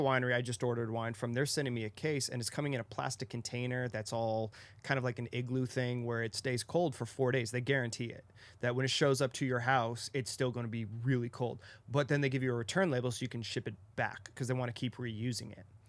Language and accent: English; Arizona, United States; I'm from Arizona